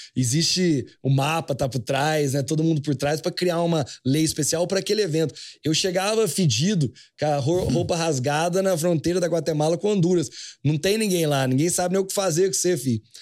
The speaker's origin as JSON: {"language": "Portuguese", "town": "Espírito Santo do Pinhal", "region": "São Paulo", "country": "Brazil", "tie": "born or raised there", "also_born_or_lived": "Canada", "moved": "yes", "said": "eu nasci aqui no Brasil, que nem você falou, no interior de São Paulo, Espírito Santo do Pinhal"}